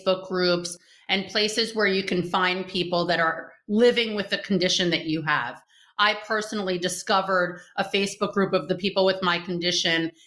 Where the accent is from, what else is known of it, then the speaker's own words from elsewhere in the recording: New York, United States; moved away as an adult; now in Israel; from New York. I've never lived above 23rd Street